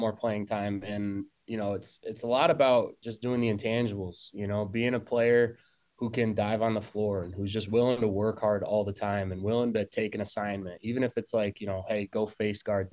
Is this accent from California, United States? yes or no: no; Hornell, New York, United States; also born or lived in Syracuse; I grew up here in Hornell, played basketball my whole life